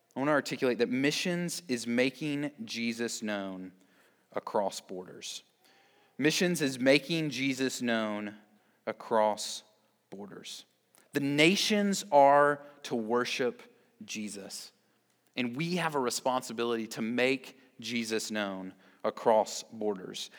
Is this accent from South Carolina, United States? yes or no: yes; Columbia, South Carolina, United States; now in Greer, United States; I grew up in Columbia